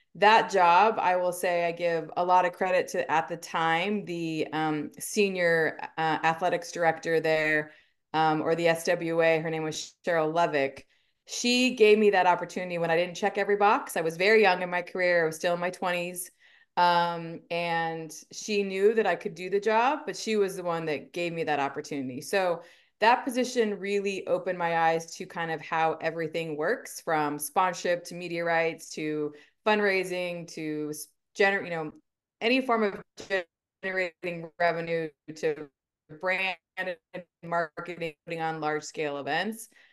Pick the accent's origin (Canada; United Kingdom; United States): United States; Simi Valley, California; moved away as an adult; also born or lived in Arizona; So I am a California native. I grew up in Southern California, um, in a town called Simi Valley, um, so in the Ventura County area